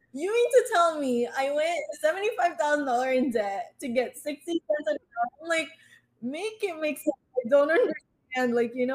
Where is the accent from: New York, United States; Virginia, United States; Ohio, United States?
New York, United States; moved away as an adult; also born or lived in Philippines; now in California, United States; I grew up in New York.